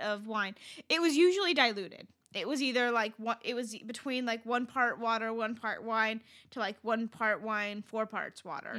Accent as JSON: {"language": "English", "country": "Iran", "moved": "yes", "said": "I'm from Iran"}